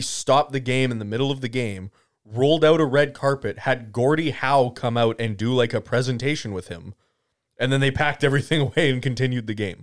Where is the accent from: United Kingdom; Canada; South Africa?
Canada; I am Canadian